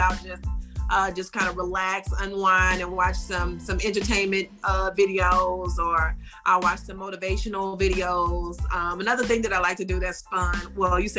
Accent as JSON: {"language": "English", "town": "Baton Rouge", "region": "Louisiana", "country": "United States", "tie": "born or raised there", "moved": "as an adult", "lives_now": "Houston, United States", "said": "Baton Rouge, my hometown"}